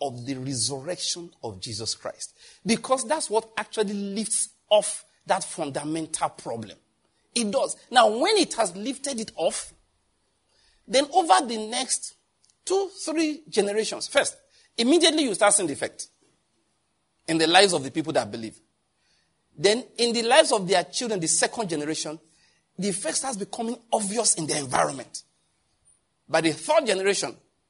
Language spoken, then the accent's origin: English; Nigeria; I'm a Nigerian